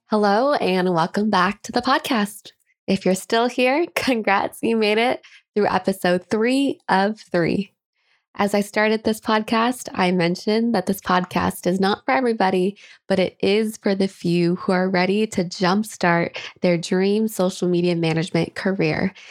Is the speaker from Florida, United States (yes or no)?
no; Kent, Washington, United States; my hometown of Kent, Washington